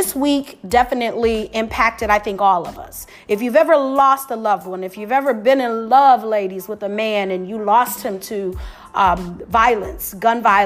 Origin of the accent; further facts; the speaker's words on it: Detroit, Michigan, United States; Detroit, my hometown